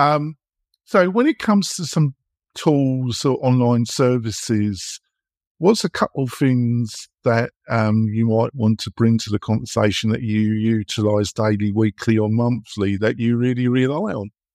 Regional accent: England, United Kingdom; accent: English; moved away as an adult; now in United States; I've been living in America now for over 15 years, but obviously I'm English in my accent and my temperament

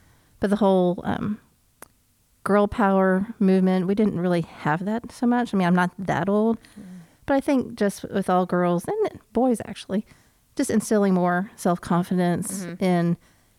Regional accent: Oklahoma, United States; I grew up in Oklahoma

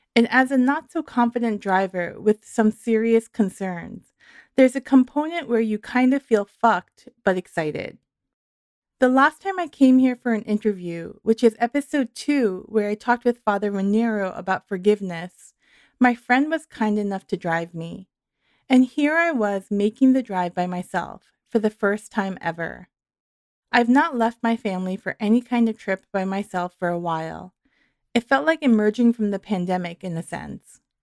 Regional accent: New York, United States; moved away; also born or lived in Santa Cruz; I grew up in New York

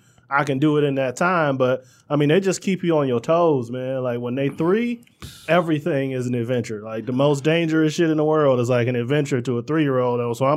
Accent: Oak Park, Michigan, United States; also born or lived in Detroit west side; I spent almost all my life right here in Oak Park, like between you know, like between here and like half a mile down the road, man. That was, you know, sort of where I came up.

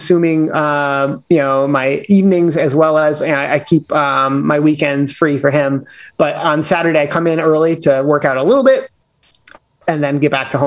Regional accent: the Berkshires, Massachusetts, United States; I'm originally from the Berkshires in Massachusetts, born and raised, kind of have stayed in Mass all my life.

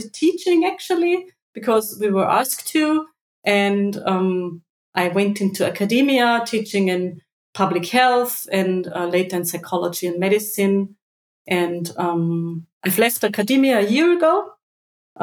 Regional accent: Austria; I wanted to stay in my home country

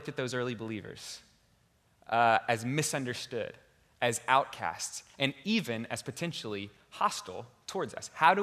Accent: Houston, Texas, United States; moved away as an adult; now in Boston, United States; I'm from Houston, Texas, and I consider myself a true Texan

